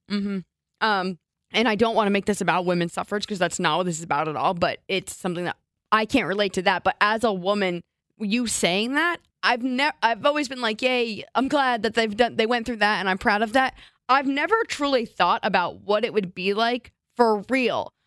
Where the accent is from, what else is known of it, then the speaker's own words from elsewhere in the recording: New Jersey, United States; growing up in New Jersey